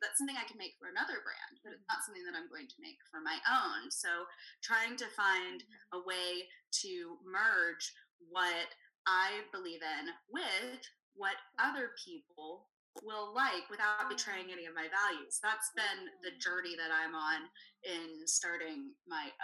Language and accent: English; Savannah, Georgia, United States; moved away as an adult; also born or lived in Texas; I grew up in Savannah, Georgia, and I left for a long time, but it was always calling me back